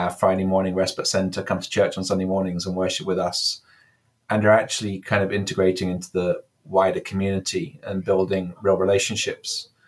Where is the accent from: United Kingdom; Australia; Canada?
United Kingdom; England; now in California, United States; Um, I'm English. You can maybe hear from my accent, but I've been 12 years in California at this point. So my vowels are slightly kind of affected by that.